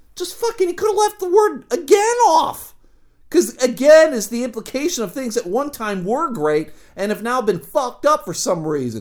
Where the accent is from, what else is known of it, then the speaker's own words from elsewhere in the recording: United States; I was born here. I was raised in America